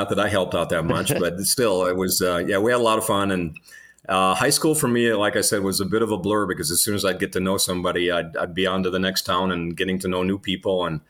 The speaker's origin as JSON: {"language": "English", "region": "North Dakota", "country": "United States", "tie": "born or raised there", "said": "Yeah, we grew up in the Dakotas. Predominantly for me, it was North and South Dakota. When I was, what was I, 12 or 13 at the time, as we were getting into junior high, my dad got another TV job. He was in Minot, got a TV job down in South Dakota, so we moved."}